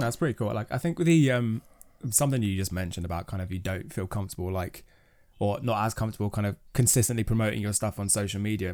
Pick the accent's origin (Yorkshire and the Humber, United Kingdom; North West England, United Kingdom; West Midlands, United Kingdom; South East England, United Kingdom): South East England, United Kingdom; Kent; I grew up in Kent